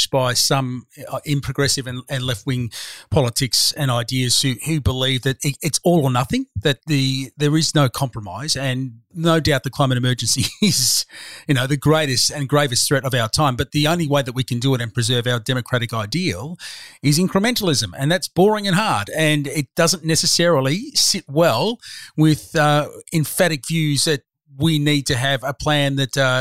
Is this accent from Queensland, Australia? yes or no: no; Broadmeadows, Victoria, Australia; I come from that world. I grew up in Broadmeadows.